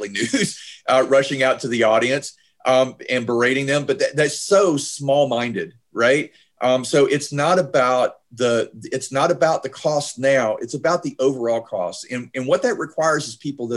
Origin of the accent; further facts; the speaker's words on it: Georgia, United States; my home state of Georgia